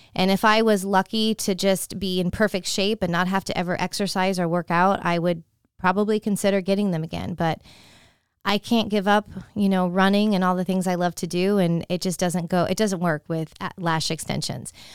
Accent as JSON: {"language": "English", "region": "California", "country": "United States", "tie": "born or raised there", "moved": "yes", "lives_now": "Tampa, United States", "said": "Trader Joe's is one of those stores that I grew up with in California"}